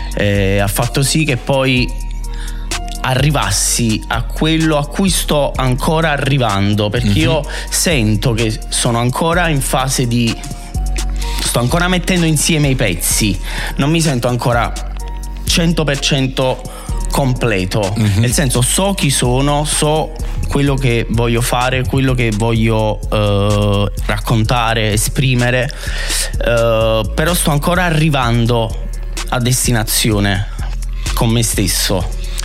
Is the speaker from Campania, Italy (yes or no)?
yes; Naples, Campania, Italy; also born or lived in Vomero, Naples; io non sono originario del Vomero, sono di Fuorigrotta